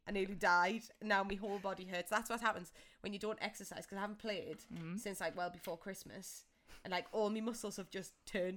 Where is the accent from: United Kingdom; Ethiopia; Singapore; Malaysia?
United Kingdom; England